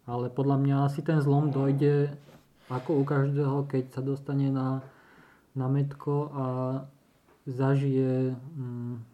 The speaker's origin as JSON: {"language": "Slovak", "country": "Slovakia", "said": "vtedy to len začínala Slovenská republika. Alebo sme nejak Slováci začali hromadne cestovať tým asi do sveta"}